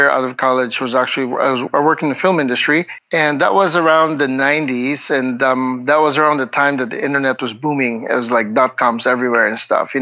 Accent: Bacolod, Western Visayas, Philippines; born and raised in Bacolod City, which is, Negros Occidental

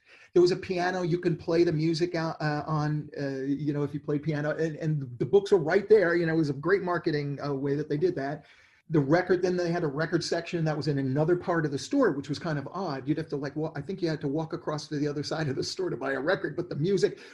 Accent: New York City, New York, United States; I grew up in New York City. I was basically a street kid on Second Avenue.

